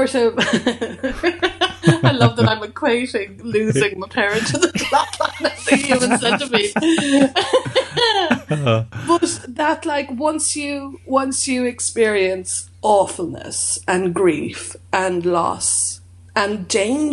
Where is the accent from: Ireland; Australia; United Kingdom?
Ireland; growing up in Ireland